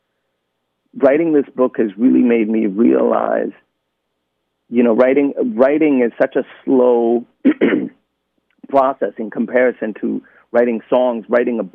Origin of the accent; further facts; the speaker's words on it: Sweden; growing up in Sweden in the 80s and 90s